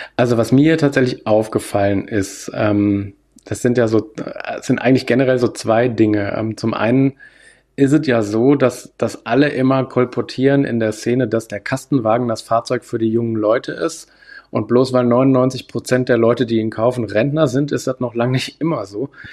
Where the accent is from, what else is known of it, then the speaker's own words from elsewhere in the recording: Hanover, Lower Saxony, Germany; also born or lived in Landsberg/Augsburg region, Bavaria; now in Landsberg, Germany; ich komme ja aus der Region Hannover